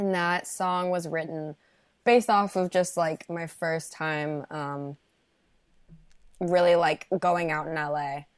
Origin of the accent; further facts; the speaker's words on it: Park City, Utah, United States; moved away as an adult; also born or lived in Chicago, Illinois; I grew up in Park City, Utah